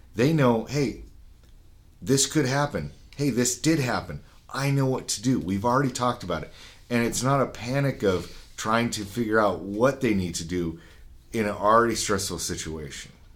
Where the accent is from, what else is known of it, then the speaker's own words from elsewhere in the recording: Utah, United States; I'm from Utah, Utah was set up where there was a town every 10 miles